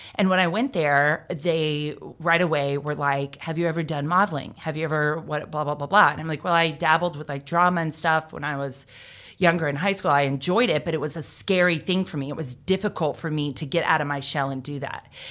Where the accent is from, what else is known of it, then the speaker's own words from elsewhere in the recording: Jacksonville, Florida, United States; I grew up in Jacksonville with U N F